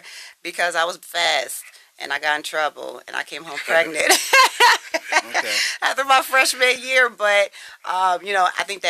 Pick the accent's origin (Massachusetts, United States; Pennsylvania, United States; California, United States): Pennsylvania, United States; Harrisburg; also born or lived in Milwaukee, Wisconsin / Steelton, Pennsylvania; I grew up pretty much in Harrisburg before we moved to Stilton. Okay. But I was born in Milwaukee, Wisconsin.